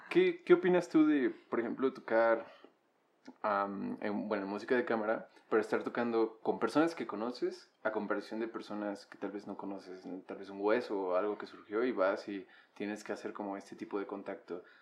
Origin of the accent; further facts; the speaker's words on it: Sinaloa, Mexico; Pues soy de Sinaloa.